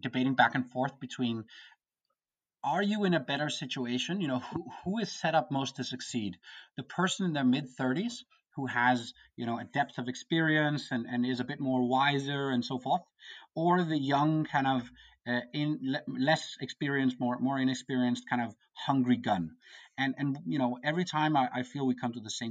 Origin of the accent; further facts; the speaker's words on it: Copenhagen, Capital Region of Denmark, Denmark; I come from Copenhagen, Denmark.